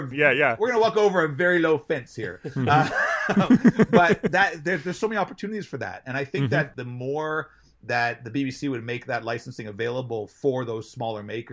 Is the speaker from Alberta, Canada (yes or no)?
no; Toronto, Ontario, Canada; also born or lived in Montreal; I was born in Montreal, moved to Toronto when I was young.